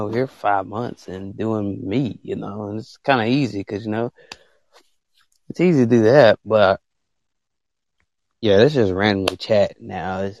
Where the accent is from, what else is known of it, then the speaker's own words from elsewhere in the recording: Nigeria; I am from Africa, Nigeria.